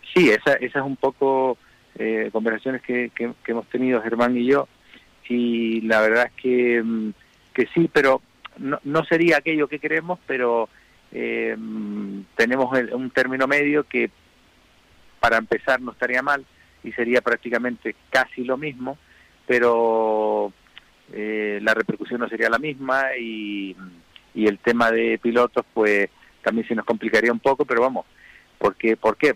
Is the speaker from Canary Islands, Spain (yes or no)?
yes; Canary Islands, Spain